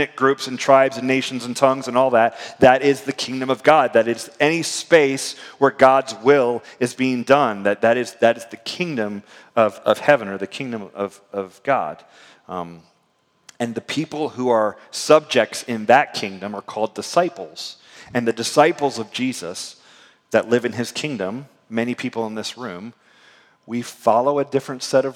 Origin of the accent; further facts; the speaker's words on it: United States; as an American